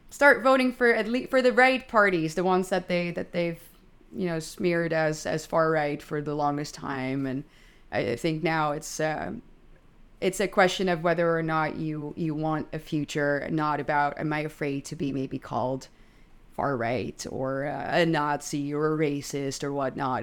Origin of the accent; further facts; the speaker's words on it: Netherlands; I'm twenty-seven, I'm Dutch